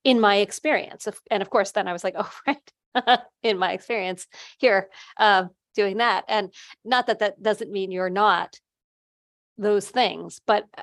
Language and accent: English; New Jersey, United States; Cal and I are the bosses and we're from New Jersey